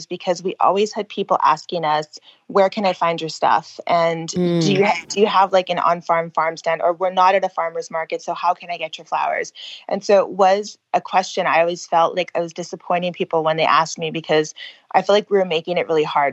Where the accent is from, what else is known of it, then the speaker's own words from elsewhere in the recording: California, United States; moved away as an adult; now in Pennsylvania, United States; I was born and raised in California.